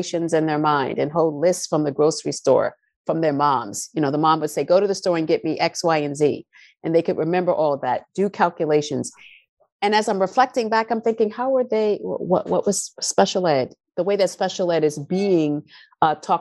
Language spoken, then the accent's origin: English; New York City, New York, United States; I grew up in the South Bronx, predominantly Black and Latinos